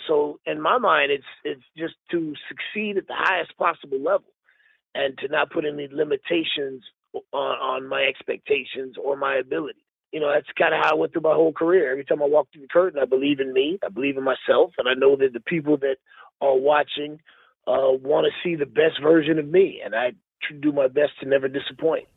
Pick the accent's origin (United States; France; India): United States; Miami, Florida; now in Houston, United States; I'm from Miami. Miami's always home